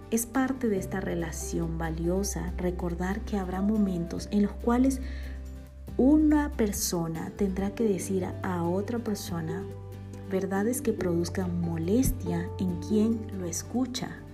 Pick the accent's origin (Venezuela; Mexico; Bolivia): Bolivia; now in Guatemala; boliviana por amor y nacimiento y también guatemalteca por amor y residencia